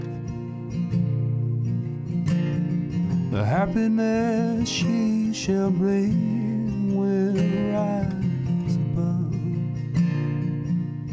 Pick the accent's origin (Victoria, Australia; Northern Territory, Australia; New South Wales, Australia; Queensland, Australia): New South Wales, Australia; Maitland; my hometown, Maitland